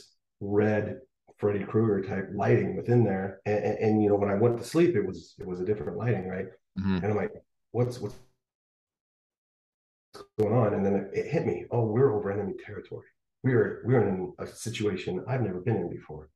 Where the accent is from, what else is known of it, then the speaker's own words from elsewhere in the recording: Rocky Mountains, Northwest, United States; I'm from the Northwest, Rocky Mountains